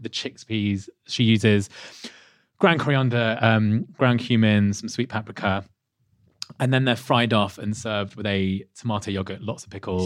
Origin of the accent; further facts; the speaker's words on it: Leicester, East Midlands, United Kingdom; not far from where I was born in Leicester